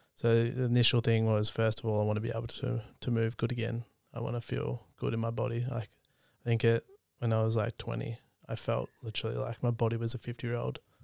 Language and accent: English; East Gippsland, country Victoria, Australia; I grew up in country Victoria, so in East Gippsland